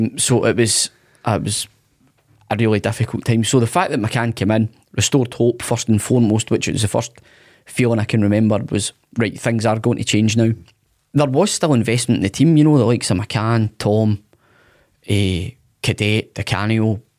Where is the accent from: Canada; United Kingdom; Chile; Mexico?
United Kingdom; Motherwell, Scotland; I'm from Motherwell